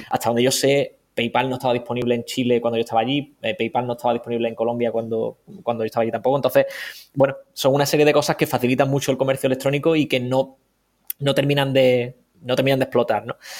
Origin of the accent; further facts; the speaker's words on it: Cádiz, Andalusia, Spain; moved away; soy de Cádiz